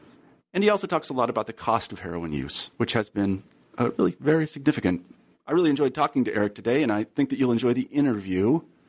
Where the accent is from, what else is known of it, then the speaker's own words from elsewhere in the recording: Wichita, Kansas, United States; I grew up in Wichita, Kansas, where people think it's entirely homogenous.